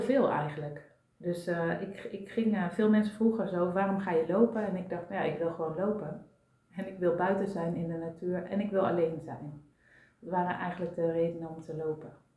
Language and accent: Dutch; North Brabant, Netherlands; now in Amsterdam, Netherlands; ik kom oorspronkelijk uit Brabant